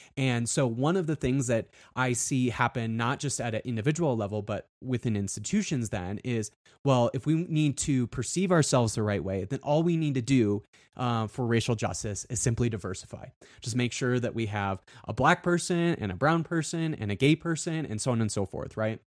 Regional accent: South Dakota, United States; I grew up in South Dakota

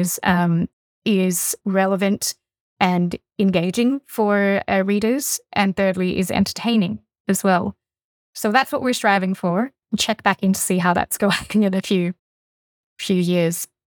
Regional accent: Fujian, China; now in Australia; I come from sort of Southeast China, where the province of Fujian, which is directly opposite Taiwan

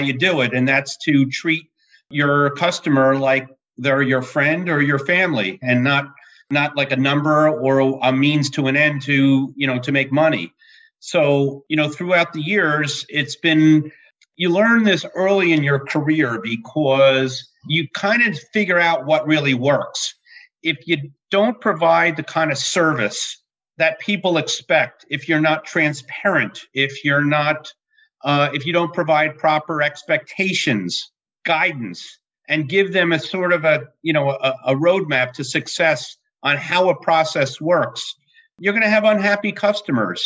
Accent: New Jersey, United States; I hail from New Jersey. I've been a lifelong resident.

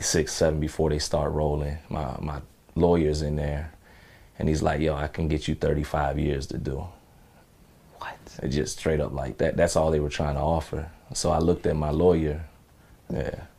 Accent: Chicago, Illinois, United States; I was just an angry, you know, teenager growing up in Chicago

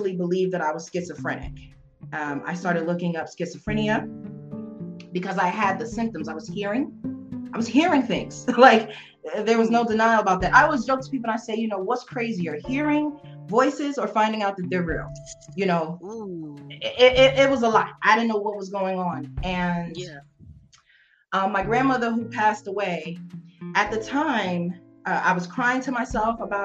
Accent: New York City, New York, United States; now in Las Vegas, United States; I'm growing up in New York

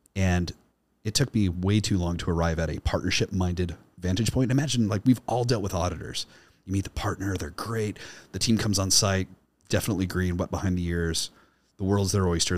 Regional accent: Kansas City, Missouri, United States; my hometown uh, in the north side of Kansas City, Missouri

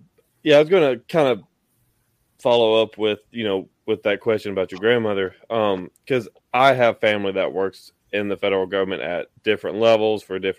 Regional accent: Tennessee, United States; I'm from Tennessee, that's why.

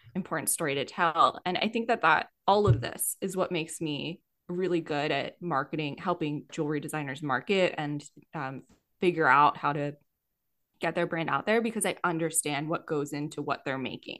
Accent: Yardley, Pennsylvania, United States; moved away as an adult; also born or lived in Philadelphia, Pennsylvania / Denver, Colorado; I grew up in Yardley, Pennsylvania.

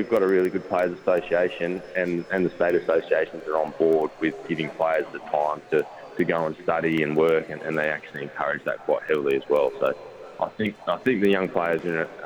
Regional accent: Canberra, Australian Capital Territory, Australia; also born or lived in Sydney; now in Tasmania, Australia; I grew up in Canberra, moved to Sydney, and then down to Tasmania

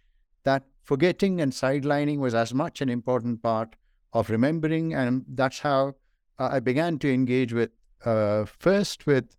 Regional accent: northern India, India; also born or lived in Kerala; I was born in India in the state of Kerala, which some of you may know is on the southwestern coast of India. So the ocean was beside my head even as I was born. But I went to school and university largely in northern India.

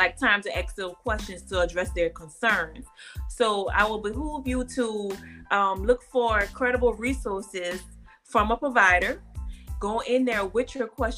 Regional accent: New Orleans, Louisiana, United States; now in Houston, United States; I'm operated out here in Houston, Texas, but I'm from New Orleans, right where Donna's from

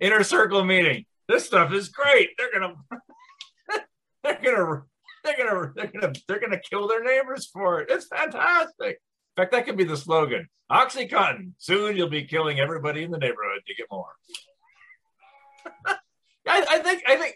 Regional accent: Minneapolis, Minnesota, United States; also born or lived in Chicago / Washington, District of Columbia, United States / Charlottesville, Virginia; now in Columbia, United States; I grew up in Minneapolis, I lived in Chicago, and then I went to DC and I moved to Charlottesville, Virginia

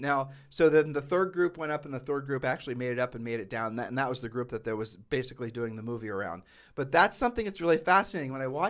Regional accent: Ohio, United States; We grew up in Ohio.

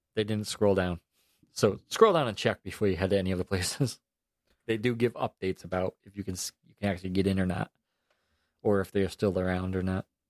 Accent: New York, United States; moved away as an adult; also born or lived in Albany, New York; now in Florida, United States; I'm from New York

